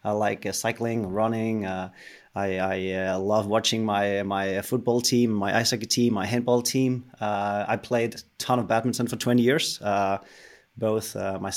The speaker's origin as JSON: {"language": "English", "country": "Denmark", "said": "I'm a Dane. I'm from Denmark."}